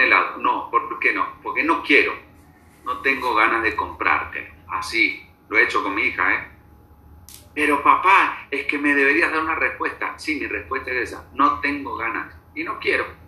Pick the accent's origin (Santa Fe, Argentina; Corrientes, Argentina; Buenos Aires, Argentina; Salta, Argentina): Buenos Aires, Argentina; moved away as an adult; now in Bogotá, Colombia; nací en Buenos Aires, hace cincuenta y tres años